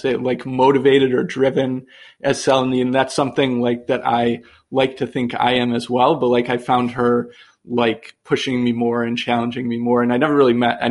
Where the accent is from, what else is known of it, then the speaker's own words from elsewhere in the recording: Buffalo, New York, United States; moved away as an adult; we ended up moving to Buffalo, which is my hometown.